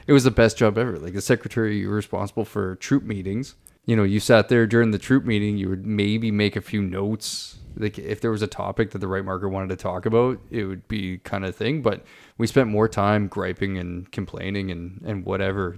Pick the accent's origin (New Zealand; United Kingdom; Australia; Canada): Canada; St. Catharines, Ontario; moved away; my hometown of Saint Catharines